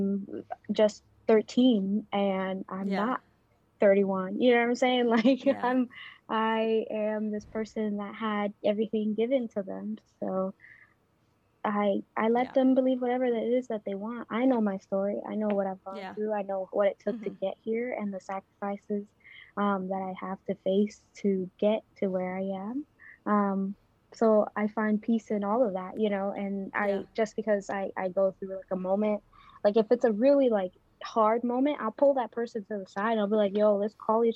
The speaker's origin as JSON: {"language": "English", "town": "New York City", "region": "New York", "country": "United States", "tie": "born or raised there", "also_born_or_lived": "Dominican Republic", "moved": "as an adult", "lives_now": "Washington, D.C., United States", "said": "I grew up in the Bronx"}